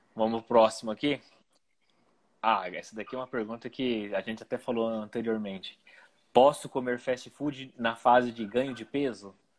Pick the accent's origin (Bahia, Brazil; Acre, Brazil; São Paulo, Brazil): São Paulo, Brazil; Ribeirão Preto; eu cresci aqui em Ribeirão